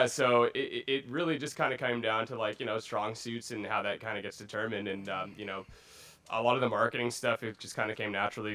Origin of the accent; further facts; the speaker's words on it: Pasadena, California, United States; also born or lived in Glendora, California; I'm actually born and raised from